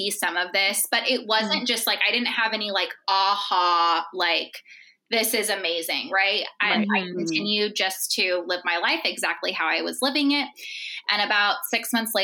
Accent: Central California, United States; moved away as an adult; I grew up in Central California, and both sides of my family are from there.

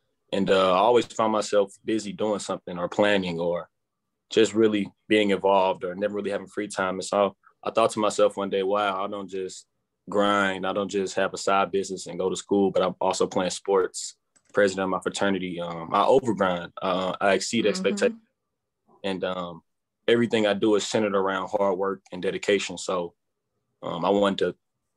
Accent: St. Louis, Missouri, United States; I grew up in North St. Louis, Missouri

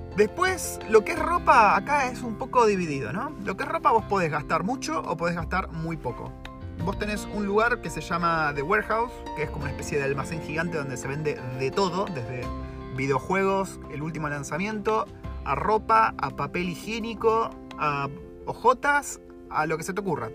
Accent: Argentina; moved away as an adult; now in New Zealand; cómo es vivir siendo un latino, siendo un argentino

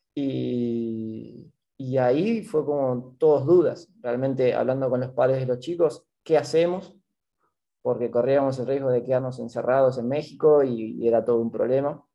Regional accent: La Plata, Buenos Aires Province, Argentina; moved away as an adult; now in Rio de Janeiro, Brazil; yo soy de La Plata

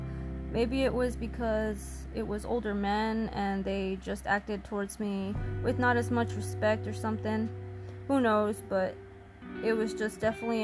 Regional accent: New Jersey, United States; I'm from New Jersey

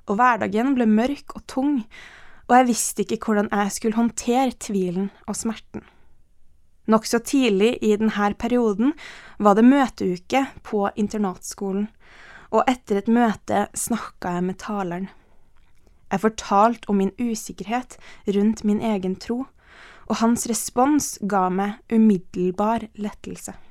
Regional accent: Ethiopia; born there; Jeg ble født i Etiopia, og livet mitt er sterkt prega av det her.

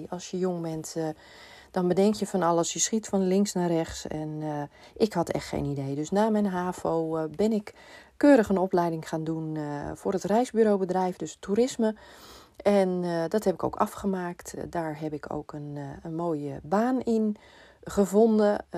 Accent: Amsterdam, North Holland, Netherlands; also born or lived in Purmerend; Eh, ik ben eh, geboren in Purmerend en ik ben op mijn vijfde naar Amsterdam verhuisd

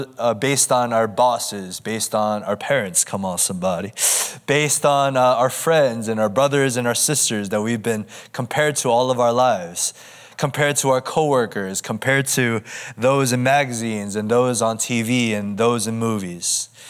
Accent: United States; now in Southern California, United States; I'm kind of from all over the place. I'm from the East Coast, the Midwest, as well as the West Coast, but currently I call SoCal my home.

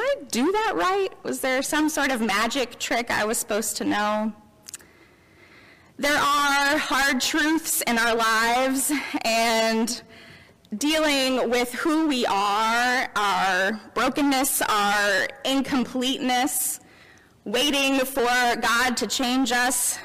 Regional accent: Memphis, Tennessee, United States; now in Elizabethtown, United States; I grew up in Memphis, as you may know, in the heart of the Bible Belt

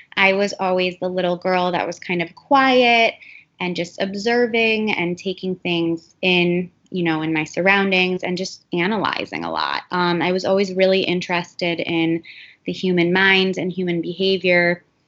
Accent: Cleveland, Ohio, United States; moved away as an adult; also born or lived in New York; now in Miami, United States; I am originally from Cleveland, Ohio, um, but I've actually lived in Miami close to 12 years now

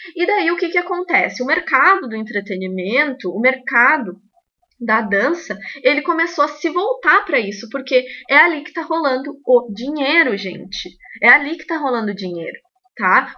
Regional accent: Rio Grande do Sul, Brazil; sou do Rio Grande do Sul.

